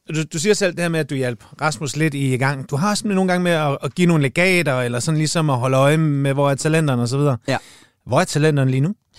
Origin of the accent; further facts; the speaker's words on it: Jutland, Denmark; moved away; jeg er jo jyde oprindeligt på herovre nu